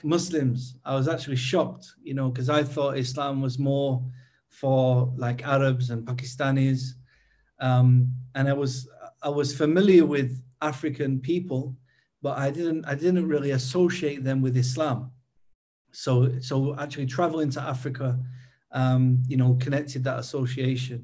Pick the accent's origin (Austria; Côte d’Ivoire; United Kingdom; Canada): United Kingdom; Manchester, North West England; moved away as an adult; also born or lived in Uganda / Kuwait; now in Turkey; I'm from the UK. I'm from Manchester.